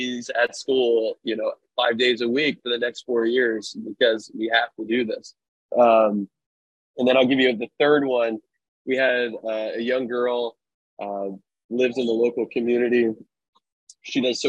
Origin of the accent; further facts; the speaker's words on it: right outside Philadelphia, Pennsylvania, United States; moved away as an adult; also born or lived in Western Massachusetts; now in Sacramento, United States; I grew up right outside Philadelphia, went to college in Western Massachusetts, and then made my way out to California